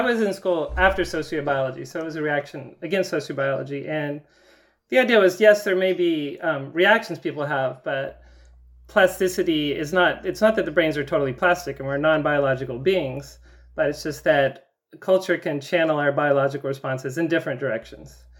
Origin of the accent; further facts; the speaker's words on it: the South, United States; I grew up in the South